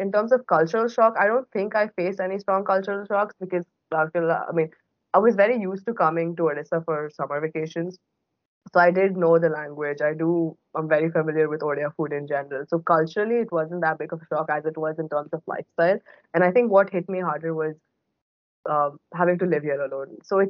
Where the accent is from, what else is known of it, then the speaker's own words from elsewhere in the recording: Bahrain; so I was born and brought up in Bahrain, which is a tiny island in the Middle East that not a lot of people have heard of.